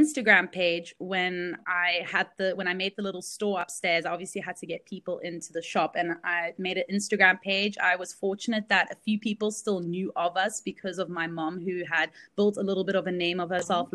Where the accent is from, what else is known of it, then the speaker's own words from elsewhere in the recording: South Africa; also born or lived in Belgium; this is where I grew up